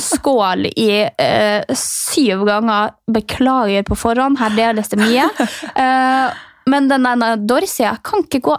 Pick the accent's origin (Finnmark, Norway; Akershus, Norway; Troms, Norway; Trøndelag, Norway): Finnmark, Norway; jeg som kommer fra Finnmark og lever på grensa til Russland sjøl